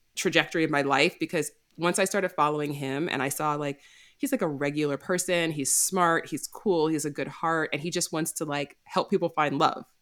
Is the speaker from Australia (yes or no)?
no; New York, United States; moved away as an adult; also born or lived in Los Angeles; I'm from New York originally